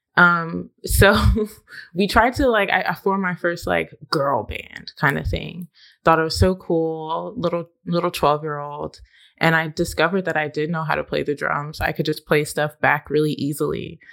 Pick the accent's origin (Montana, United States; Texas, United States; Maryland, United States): Texas, United States; Austin; now in Nashville, United States; growing up in Austin